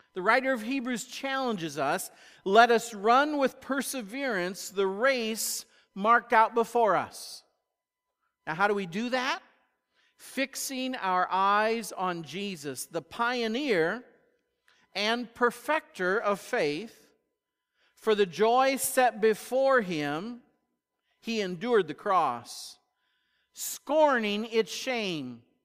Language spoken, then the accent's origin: English; United States; American Christians